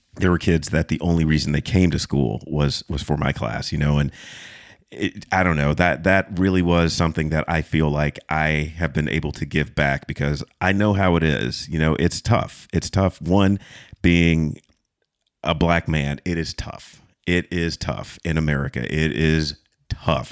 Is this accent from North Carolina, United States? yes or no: yes; Fayetteville, North Carolina, United States; I was, uh, raised in a military town. Fayetteville is, is military